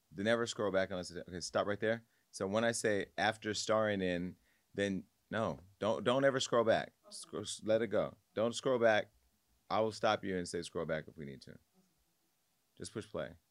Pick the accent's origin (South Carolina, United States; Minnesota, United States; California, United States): California, United States; Stockton; my little cousin who I grew up with on Scribner Street on the South Side